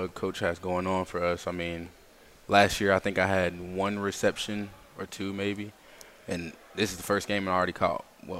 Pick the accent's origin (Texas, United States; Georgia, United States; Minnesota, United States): Georgia, United States; Atlanta; moved away; I'm from Atlanta.